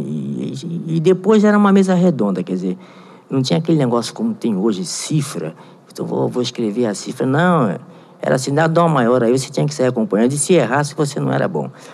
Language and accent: Portuguese; Rio de Janeiro, Brazil; also born or lived in Varre-Sai, Rio de Janeiro; Eu morei em São Cristóvão, fui criado em São Cristóvão